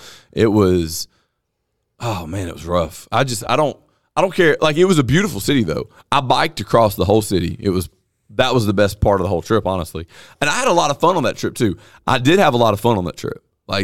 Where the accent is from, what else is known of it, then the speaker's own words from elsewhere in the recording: Vernon, United States; I'm from Vernon.